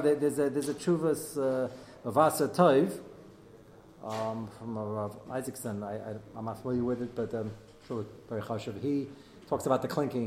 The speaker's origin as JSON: {"language": "English", "country": "United States"}